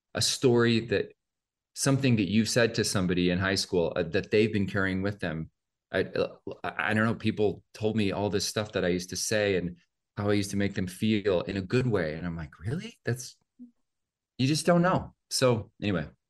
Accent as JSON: {"language": "English", "town": "Oldtown", "region": "Idaho", "country": "United States", "tie": "born or raised there", "also_born_or_lived": "Spokane, Washington", "moved": "yes", "said": "I grew up about forty-five miles away from there in a little town called Old Town, Idaho"}